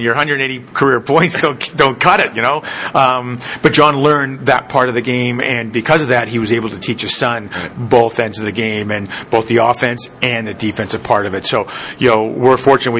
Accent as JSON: {"language": "English", "country": "Canada", "moved": "yes", "lives_now": "United States", "said": "being Canadian now U.S. citizen"}